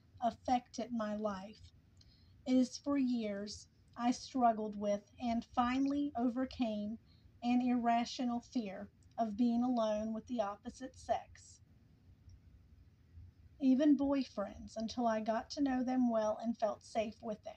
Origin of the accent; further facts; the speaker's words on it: the South, United States; I'm from the South. In the South, appearance is everything